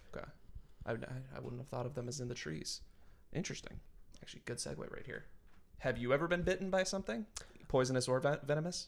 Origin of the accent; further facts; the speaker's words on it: New Hampshire, United States; I grew up in New Hampshire